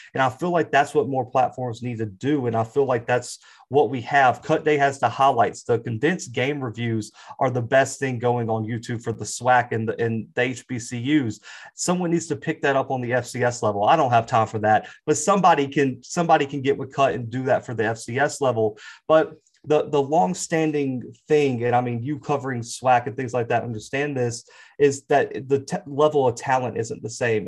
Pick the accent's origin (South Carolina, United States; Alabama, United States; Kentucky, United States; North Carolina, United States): Alabama, United States; Mobile; I'm originally from Mobile, Alabama